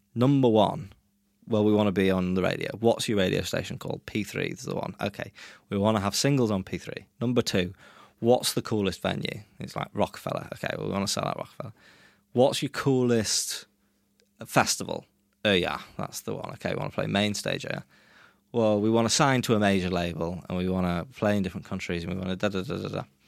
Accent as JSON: {"language": "English", "region": "England", "country": "United Kingdom", "tie": "born or raised there", "also_born_or_lived": "Brazil", "moved": "as an adult", "lives_now": "Norway", "said": "I grew up in England"}